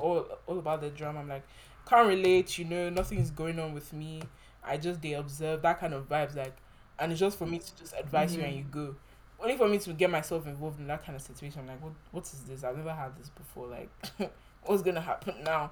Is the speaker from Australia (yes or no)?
no; Nigeria; I'm coming from Nigeria